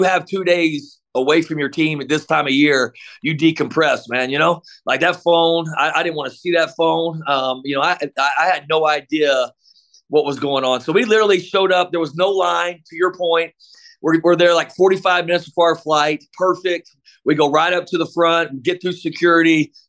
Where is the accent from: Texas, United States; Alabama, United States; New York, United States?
Texas, United States; Midland; also born or lived in Dallas; now in El Paso, United States; I grew up in Midland, and we had a Southwest out of Midland